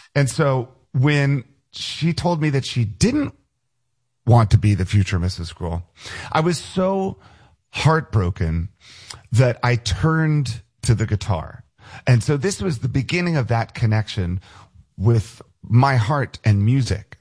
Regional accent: United States; moved away; also born or lived in Los Angeles; I grew up outside of Washington D.C., and so my house is maybe about eight miles from the Pentagon

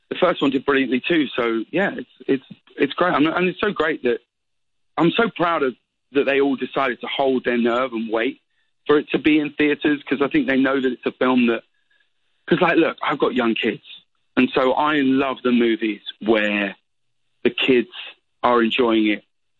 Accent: United Kingdom; I'm still British

